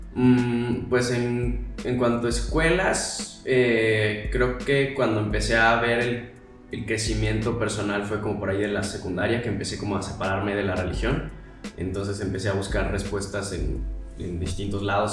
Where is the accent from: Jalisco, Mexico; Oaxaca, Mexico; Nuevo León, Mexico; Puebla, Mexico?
Jalisco, Mexico; Guadalajara; moved away as an adult; now in Mexico City, Mexico; soy de Guadalajara